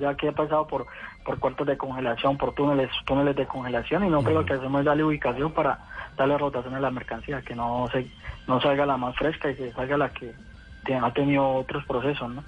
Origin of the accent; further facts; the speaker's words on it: Cali, Valle del Cauca, Colombia; como buen caleño americano